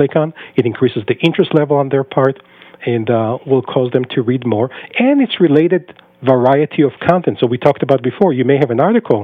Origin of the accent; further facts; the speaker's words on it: Israel; moved away as an adult; now in United States; I was born and raised in Israel for the first 22 years of my life before I moved to the U.S.